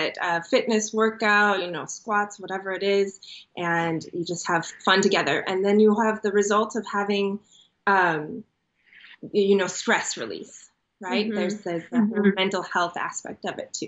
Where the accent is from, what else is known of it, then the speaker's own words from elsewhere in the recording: Chicago, Illinois, United States; moved away as an adult; also born or lived in Israel; now in San Diego, United States; I was actually born in Israel, and then I moved to Chicago as a kid, and I grew up there